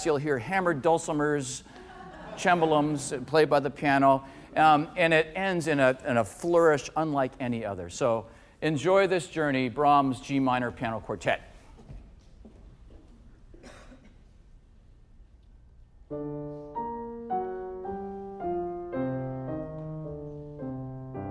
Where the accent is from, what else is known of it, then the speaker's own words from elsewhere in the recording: Canada; growing up in Canada